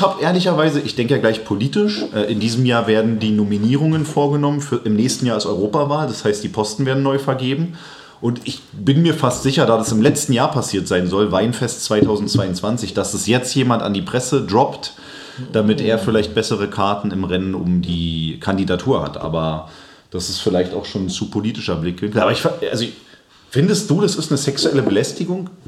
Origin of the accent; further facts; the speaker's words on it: Berlin, Germany; als Berliner